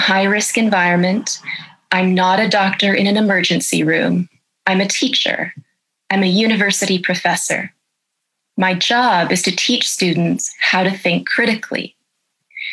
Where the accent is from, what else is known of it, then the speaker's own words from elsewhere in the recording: Canada; I'm a professor of ethics and I'm a Canadian